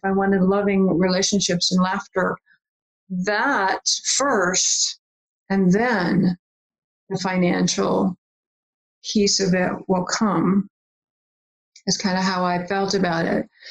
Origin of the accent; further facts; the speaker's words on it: West Virginia, United States; I grew up in West Virginia